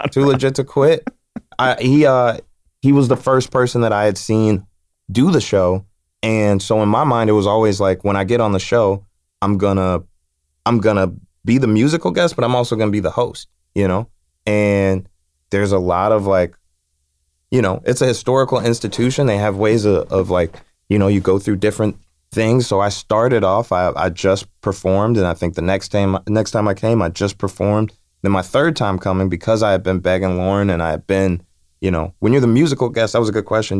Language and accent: English; Chicago, Illinois, United States; I'm from Chicago.